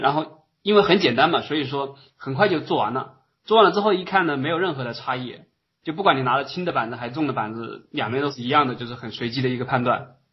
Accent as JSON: {"language": "Chinese", "region": "Hubei", "country": "China", "also_born_or_lived": "Wuhan, China / Beijing, China", "moved": "as an adult", "lives_now": "Germany", "said": "我是湖北人啊"}